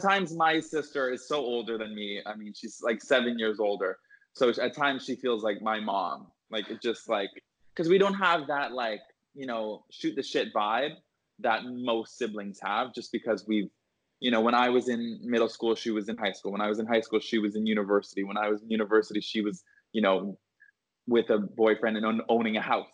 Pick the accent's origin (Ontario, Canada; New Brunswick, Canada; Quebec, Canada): Ontario, Canada; outside of Toronto; moved away as an adult; also born or lived in London, Ontario / Boston; now in Los Angeles, United States; I grew up outside of Toronto and I went to Aurora High School